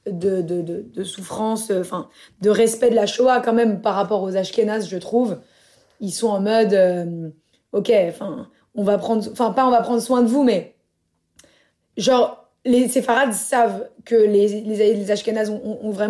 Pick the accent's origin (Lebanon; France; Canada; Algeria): Algeria; et moi et moi je disais algérienne, tu vois, algérienne